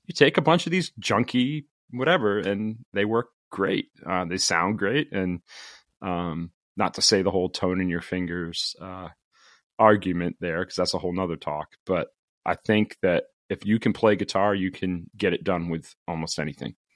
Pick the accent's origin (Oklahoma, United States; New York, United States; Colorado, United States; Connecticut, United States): Connecticut, United States; also born or lived in the Carolinas / Florida; now in Farmington, United States; I grew up in Connecticut